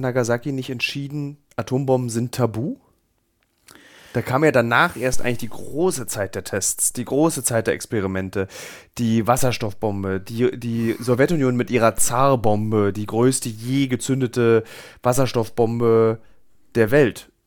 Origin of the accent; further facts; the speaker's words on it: Berlin, Germany; Ich als Berliner